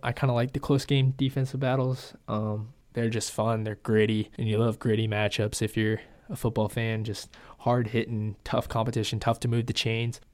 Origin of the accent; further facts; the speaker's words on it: Seattle, Washington, United States; I'm from Seattle